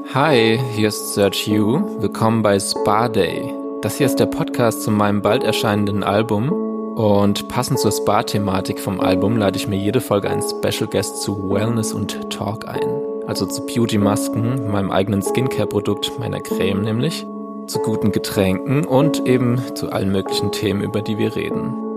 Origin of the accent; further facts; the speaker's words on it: Landau, Rhineland-Palatinate, Germany; moved away; ich komme aus Landau, Landau in der Pfalz